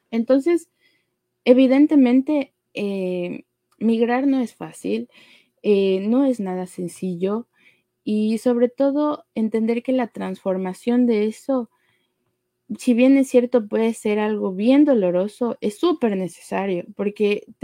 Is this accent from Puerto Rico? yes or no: no; Ecuador; en nuestra situación como ecuatorianos, más de uno conocemos, o si no es un amigo